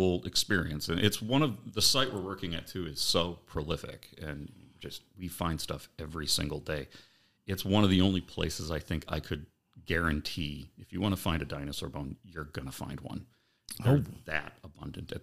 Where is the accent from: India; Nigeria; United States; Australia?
United States; Pecatonica, Illinois; moved away as an adult; also born or lived in DeKalb, Illinois; now in Oshkosh, United States; I'm originally from Pecatonica, Illinois. It's a small town of about 1,800, 2,000 people outside of Rockford, Illinois.